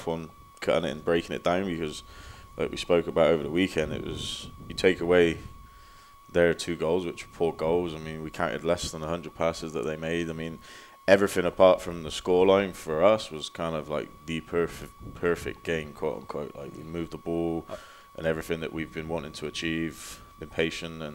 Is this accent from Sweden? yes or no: no; Bristol, South West England, United Kingdom; also born or lived in Oklahoma City, United States; now in Des Moines, United States; I'm from Bristol, England.